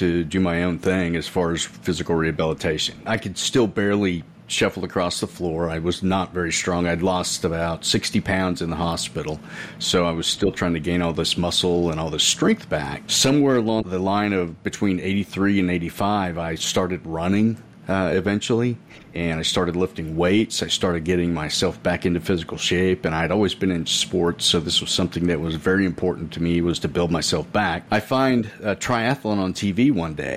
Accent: Edmond, Oklahoma, United States; first language English; I'm from Edmond, Oklahoma in the United States

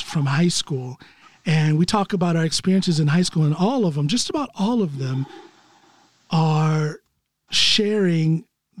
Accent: Norton, Ohio, United States; moved away as an adult; also born or lived in Akron, Ohio; now in Norway; We moved away from there to Norton, Ohio, when I was in third grade

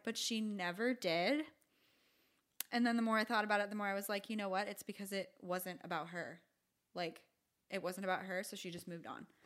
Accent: St. Petersburg, Florida, United States; also born or lived in Michigan; my hometown

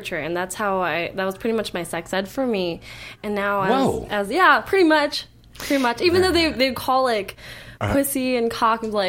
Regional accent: Long Island, New York, United States; also born or lived in Queens; I'm from New York. I was born in Queens, but I grew up on Long Island

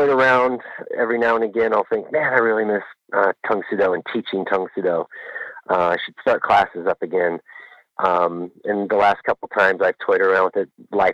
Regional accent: Pacific Northwest, United States; now in Anchorage, United States; I'm originally from the Pacific Northwest

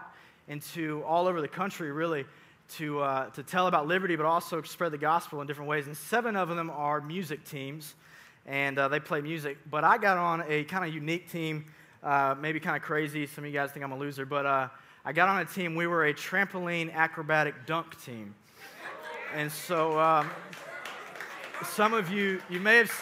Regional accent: Sugar Hill, Georgia, United States; also born or lived in Suwanee, Georgia; I grew up in Suwannee. Well, technically Sugar Hill, actually, is where I'm from. I'm a graduate of North Gwinnett High School.

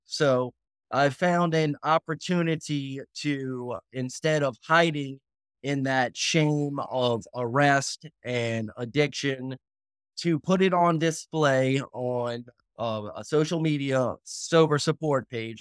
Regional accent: New Orleans, Louisiana, United States; Born and raised in New Orleans, Louisiana

